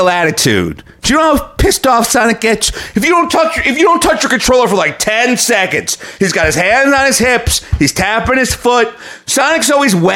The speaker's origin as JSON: {"language": "English", "region": "New York", "country": "United States", "said": "as a New Yorker"}